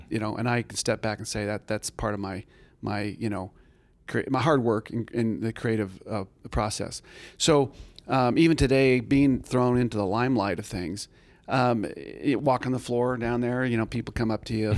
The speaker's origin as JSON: {"language": "English", "town": "Tucson", "region": "Arizona", "country": "United States", "tie": "born or raised there", "said": "I grew up in Tucson, Arizona"}